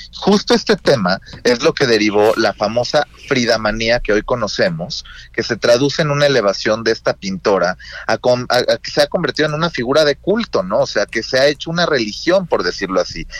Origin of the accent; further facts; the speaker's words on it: Mexico; nosotros como mexicanos